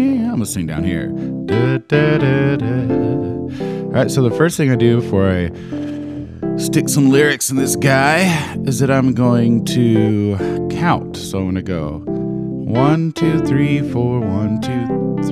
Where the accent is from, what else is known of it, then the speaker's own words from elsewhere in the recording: Oregon, United States; I'm from Oregon